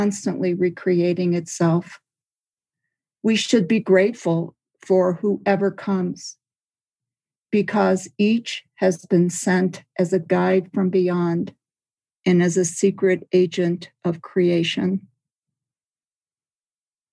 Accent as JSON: {"language": "English", "region": "Midwest", "country": "United States", "tie": "born or raised there", "said": "where I grew up in the Midwest, there are these beautiful deciduous trees."}